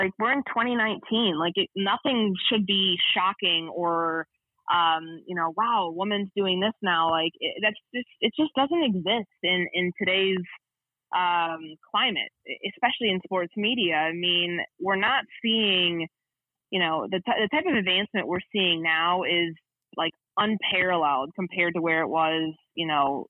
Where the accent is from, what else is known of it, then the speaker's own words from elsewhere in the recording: Midwest, United States; But you know, I grew up in the Midwest. I'm used to the snow and the ice and the cold